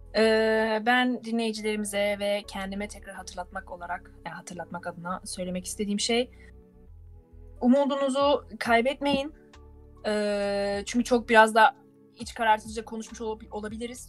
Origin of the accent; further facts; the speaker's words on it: Turkey; moved away as an adult; now in Germany; biz Türk olarak